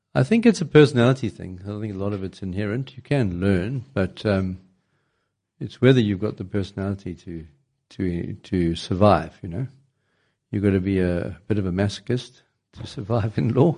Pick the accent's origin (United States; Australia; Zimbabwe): Zimbabwe; moved away as an adult; I was born in Zimbabwe. I did some training there